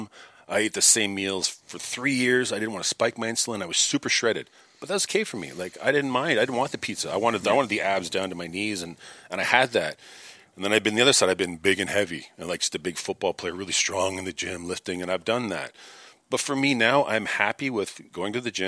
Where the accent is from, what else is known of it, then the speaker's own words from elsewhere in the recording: Toronto, Ontario, Canada; moved away as an adult; also born or lived in Hollywood, California; now in Los Angeles, United States; I'm from Toronto, Canada